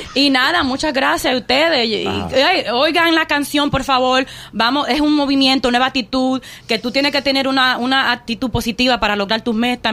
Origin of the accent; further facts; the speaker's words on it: New York City, New York, United States; un sonido de Queens, como yo como neoyorquina